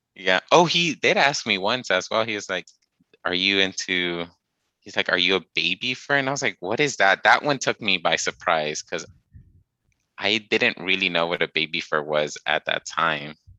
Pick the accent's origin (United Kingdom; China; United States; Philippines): United States; Texas; my hometown, at least in Austin